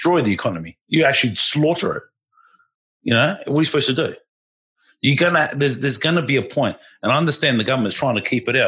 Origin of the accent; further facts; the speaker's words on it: Western Australia, Australia; I'm West Australian, but in the bigger picture, I am Australian.